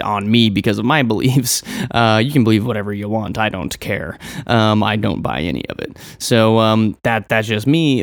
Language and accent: English; Western Nebraska, United States; Growing up in Western Nebraska, I was very much an outsider, rebellious type of dude.